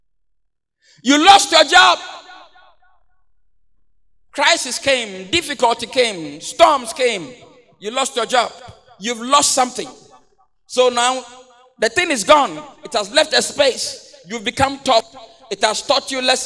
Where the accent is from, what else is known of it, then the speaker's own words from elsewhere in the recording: Accra, Greater Accra, Ghana; I come from the Ghana, Mamprobi, you know, Choko Dose, that's where I come from